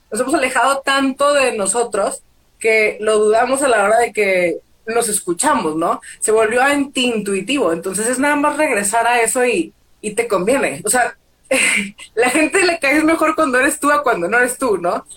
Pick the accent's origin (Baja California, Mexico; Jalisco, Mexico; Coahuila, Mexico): Coahuila, Mexico; Torreón; moved away as an adult; also born or lived in United States; now in Mexico City, Mexico; soy de Torreón, Coahuila, vivo en la Ciudad de México